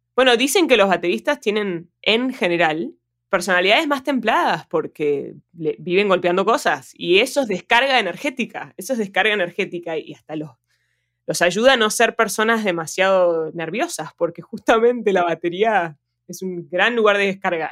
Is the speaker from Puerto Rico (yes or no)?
no; Argentina; Yo, yo soy argentina, siempre voy a ser argentina